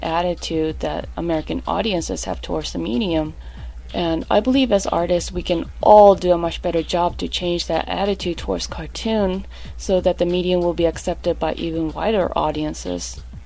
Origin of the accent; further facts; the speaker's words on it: Japan; now in New York, United States; I was born in Japan, and I grew up immersing myself in manga and anime